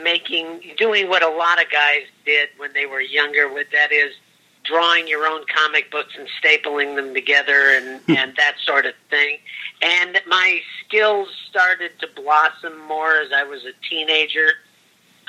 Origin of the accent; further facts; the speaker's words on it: Santa Ana, California, United States; also born or lived in Huntington Beach, California; Orange County, California. I grew up in Santa Ana, and at the time that I got into comics, I was living in Huntington Beach